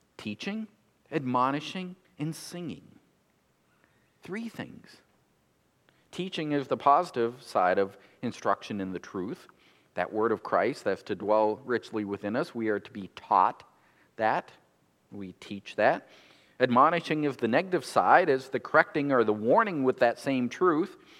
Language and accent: English; United States; we're American consumers